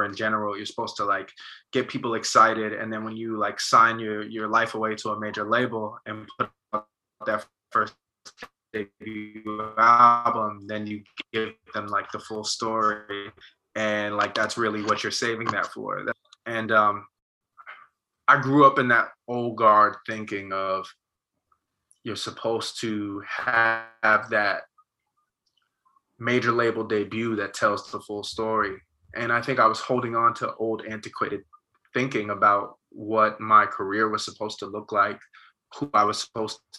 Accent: Montclair, New Jersey, United States; being from Montclair, about being from Jersey

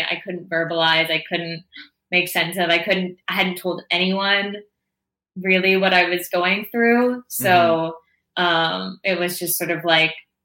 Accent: Toronto, Ontario, Canada; born or raised there; moved away as an adult

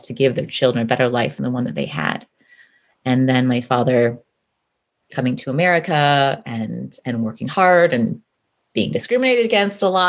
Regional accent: Midwest, United States; I grew up in the Midwest, born and raised in the Midwest, as the child of immigrants

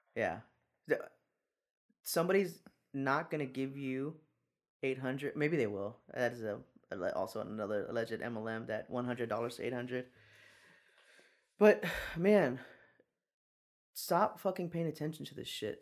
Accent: San Antonio, Texas, United States; I'm from San Antonio

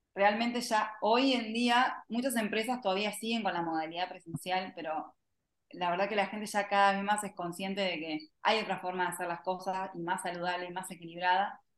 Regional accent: Argentina; como le decimos acá en Argentina

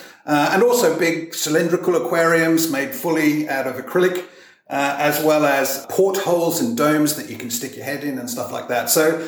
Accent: South West England, United Kingdom; accent: melting pot of different accents; also born or lived in Europe / Asia / America; now in Australia; My accent's a little bit messed up because it's a melting pot of different accents. I actually grew up in regional England in the Cotswolds.

